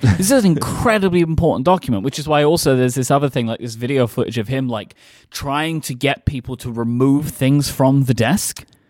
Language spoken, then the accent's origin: English; United Kingdom; as a, as a British person